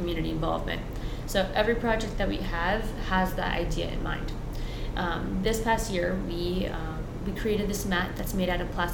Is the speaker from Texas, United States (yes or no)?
no; East Haven, Connecticut, United States; first language Spanish; English is a second language; also born or lived in Guilford, Connecticut; I grew up in East Haven, I was born here, but my first language is Spanish